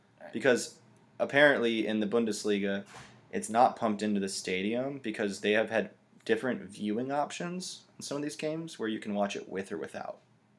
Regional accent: United States; even as an American

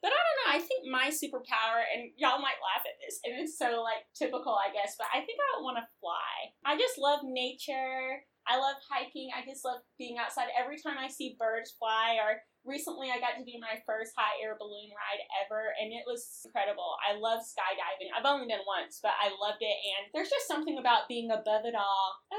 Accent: North Carolina, United States; moved away as an adult; also born or lived in Kentucky / Charlotte, North Carolina; I've lived in three states, born and raised in North Kakalaki. Do people still say that about North Carolina?

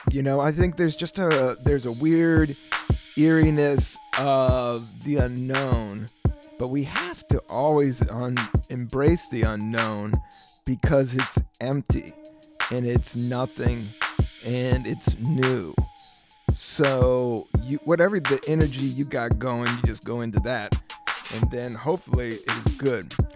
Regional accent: Virginia, United States; also born or lived in Washington, D.C.; I grew up in Virginia during the 80s. I was born in DC

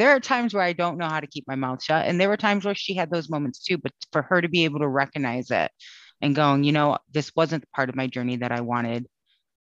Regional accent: Connecticut, United States; now in Austin, United States; I'm originally from Connecticut

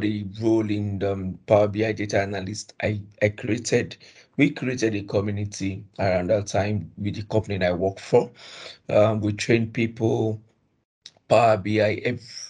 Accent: Edo, Nigeria; also born or lived in Ijanikin, Lagos; Edo State

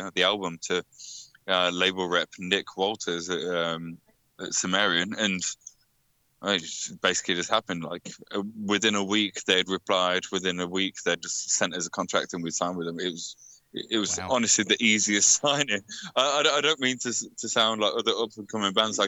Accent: Leicester, East Midlands, United Kingdom; born or raised there

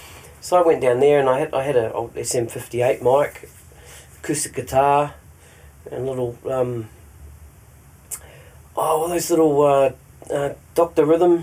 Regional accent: New Zealand; There's one song I wrote about my hometown in New Zealand, which was pretty cool

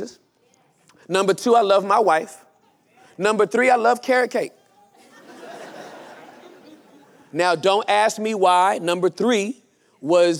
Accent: Inglewood, California, United States; I was born and raised in Inglewood, California, during the height of gang violence

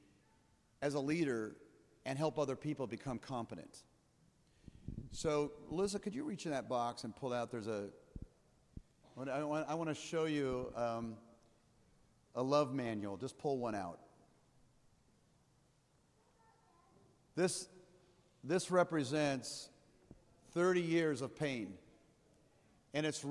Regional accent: Midwest, United States; also born or lived in Colorado; I'm from here. This is my hometown.

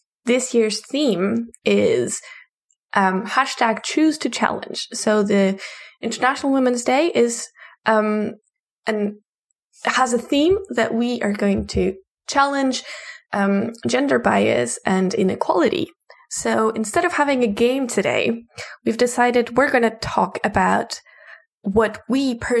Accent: Portugal; I'm from Portugal.

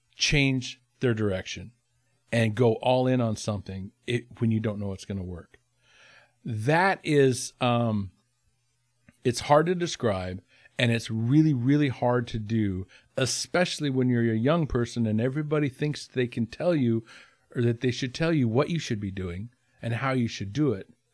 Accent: Haines, Alaska, United States; in my hometown of Haynes

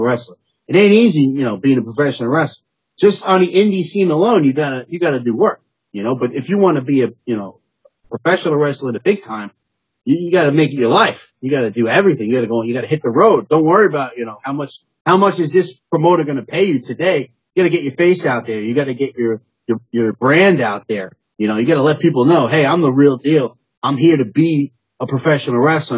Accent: New York City, New York, United States; Originally, I'm from Staten Island

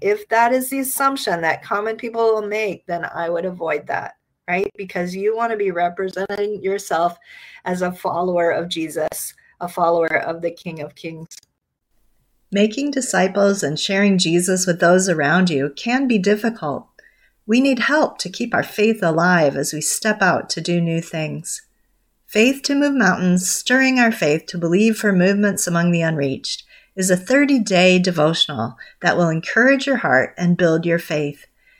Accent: Nigeria; born there; also born or lived in Ghana / Liberia; As some of you know, I grew up in West Africa. I was born in Nigeria. My parents served in Ghana and Liberia and later in Malawi and Eritrea.

